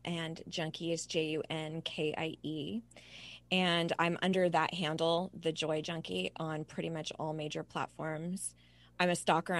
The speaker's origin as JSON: {"language": "English", "region": "Southern California", "country": "United States", "tie": "born or raised there", "moved": "yes", "lives_now": "Charlotte, United States", "said": "I was born and raised in Southern California, but I now live in Charlotte, North"}